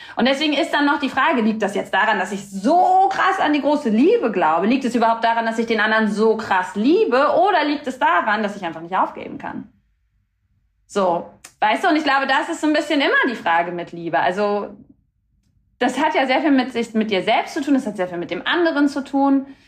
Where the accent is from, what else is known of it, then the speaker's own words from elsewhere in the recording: Rostock, Mecklenburg-Vorpommern, Germany; moved away; also born or lived in Stralsund / Berlin; Ich bin in einer Stadt aufgewachsen, in zwei Städten, in Rostock und in Stralsund